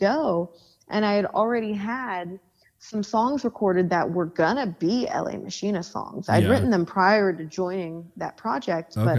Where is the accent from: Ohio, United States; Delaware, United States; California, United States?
California, United States; Long Beach; also born or lived in Los Angeles; I hadn't lived in the city of Long Beach for, like, well over 10 years, you know, but that is where I grew up.